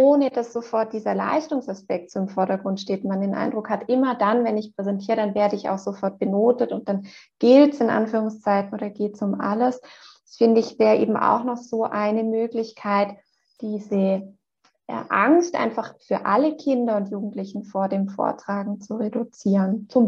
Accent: Switzerland; bei uns in der Schweiz gehört der Kindergarten ja schon zur obligatorischen äh, Schulzeit

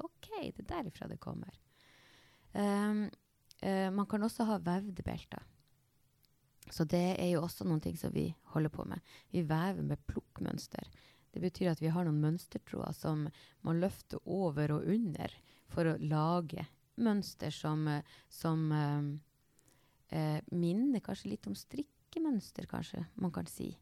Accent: Snubba, Nordland, Norway; Jeg er opprinnelig fra Snubba

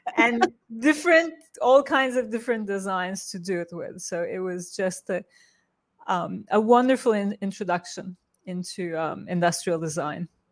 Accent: Turkey; moved away; I grew up in Turkey

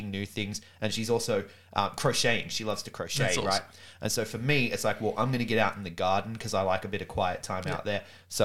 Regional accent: Sydney, New South Wales, Australia; I grew up in Sydney, man. Grew up in Sydney, right at the foot of the Blue Mountains.

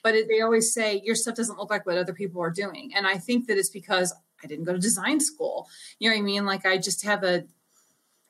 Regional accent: St. Louis, Missouri, United States; I'm from St. Louis

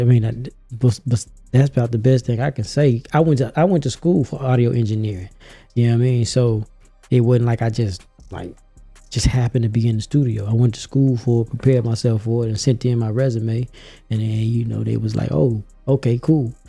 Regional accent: Memphis, Tennessee, United States; moved away as an adult; now in Atlanta, United States; I'm from Memphis, Tennessee, all day

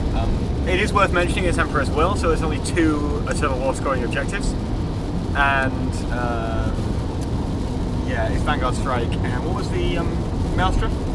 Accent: Yorkshire and the Humber, United Kingdom; moved away; I'm from Yorkshire. I've lived there for 16 years.

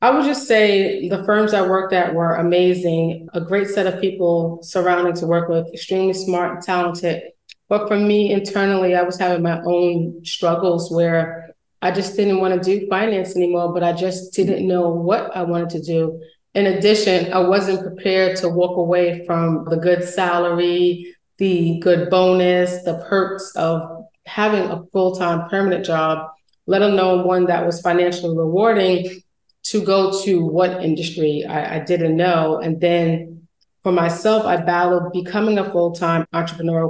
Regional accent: New York City, New York, United States; I am from Brooklyn

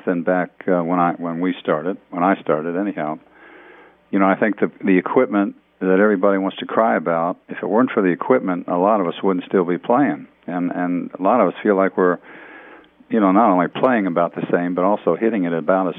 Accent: Valley Forge, Pennsylvania, United States; moved away as an adult; also born or lived in Pittsburgh, Pennsylvania; now in Juno, Florida, United States; I grew up in Valley Forge, Pennsylvania, over there in Philly

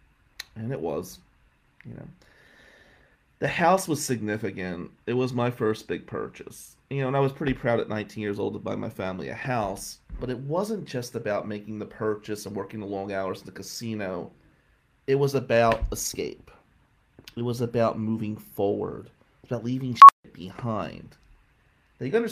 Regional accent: Atlantic City, New Jersey, United States; I grew up in Ducktown, Atlantic City in the 90s.

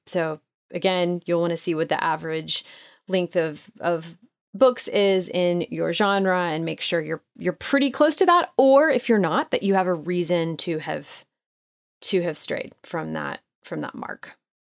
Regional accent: Nashville, Tennessee, United States; my hometown of Nashville

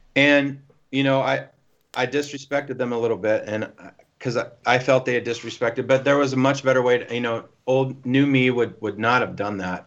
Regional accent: Nashville, Tennessee, United States; I'm from Nashville

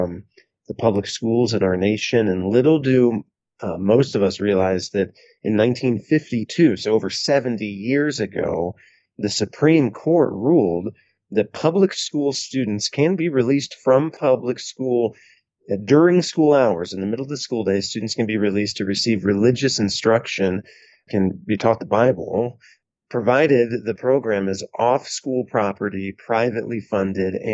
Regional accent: Van Wert, Ohio, United States; my hometown of Van Wert, Ohio

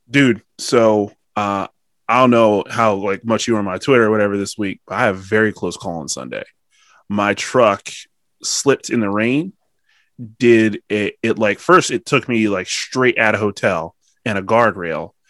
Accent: Pennsylvania, United States; Pennsylvanian first

